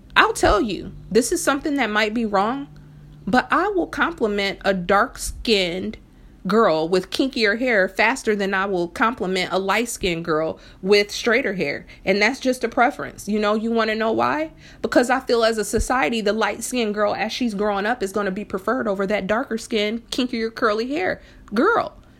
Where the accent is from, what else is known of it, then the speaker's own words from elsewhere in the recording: Fort Wayne, Indiana, United States; when I was younger in, in, in Fort Wayne, Indiana, where I'm originally from